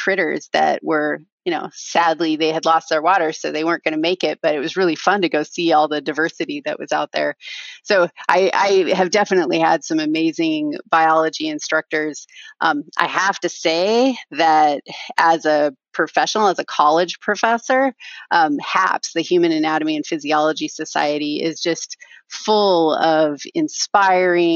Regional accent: Southern Oregon, United States; I grew up in Southern Oregon, east of the Cascades.

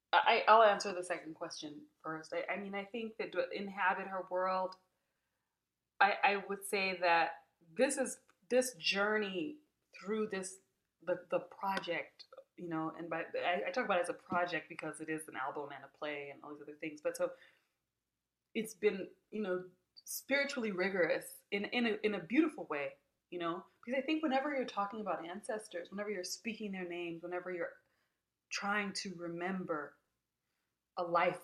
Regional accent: South Africa; it means a great deal that I'm here talking with you as a South African about this work

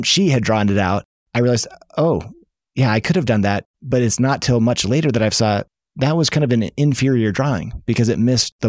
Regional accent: Seattle, Washington, United States; Because I grew up in Seattle

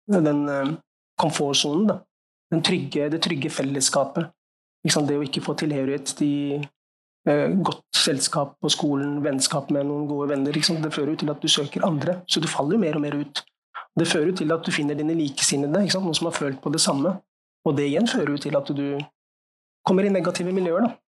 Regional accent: Norway; så jeg tenkte jeg nå er det på tide å

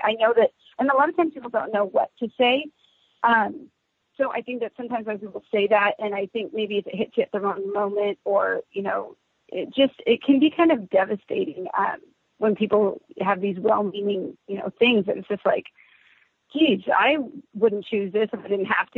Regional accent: Southern California, United States; now in Fresno, United States; I'm originally from Southern California, but now reside in Fresno, California

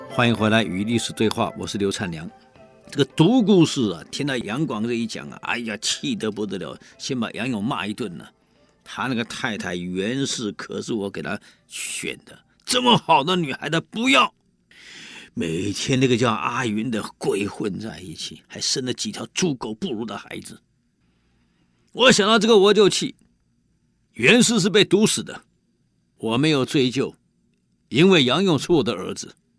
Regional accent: Taiwan; 我们台湾人

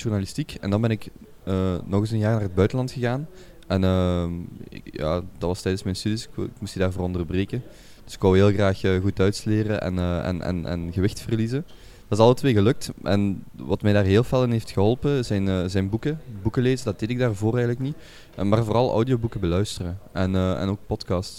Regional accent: Genk, Flanders, Belgium; moved away as an adult; also born or lived in Brazil; now in Antwerp, Belgium; ik ben opgegroeid, geboren in Genk

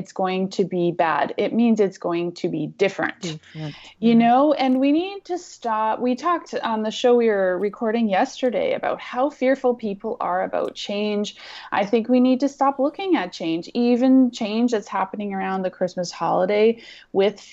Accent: Canada; as a Canadian, we have a very different perspective

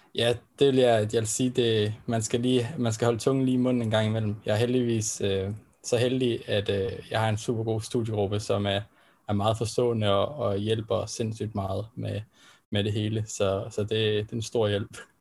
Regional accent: Denmark; vi som danskere

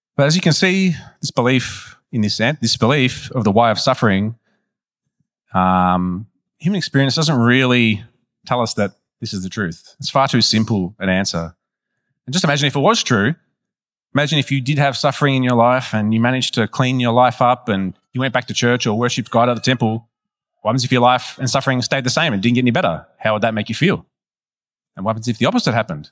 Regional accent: Melbourne, Victoria, Australia; I was raised in West Meadows, near Broadmeadows

